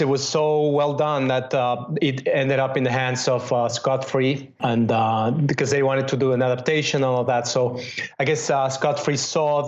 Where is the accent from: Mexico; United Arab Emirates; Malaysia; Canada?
Mexico; Mexico City; moved away as an adult; also born or lived in Spain / London / Los Angeles; now in New York, United States; I grew up in Mexico City